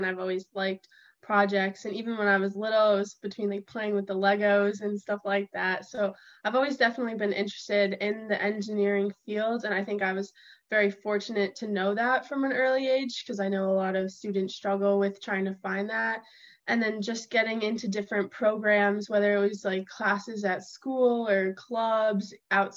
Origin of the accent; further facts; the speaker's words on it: Wilbraham, Massachusetts, United States; I'm from Wilbraham, Massachusetts